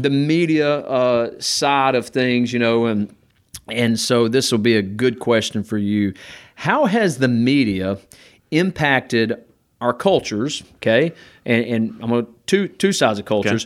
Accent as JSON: {"language": "English", "town": "Gardendale", "region": "Alabama", "country": "United States", "said": "I'm from Gardendale, Alabama"}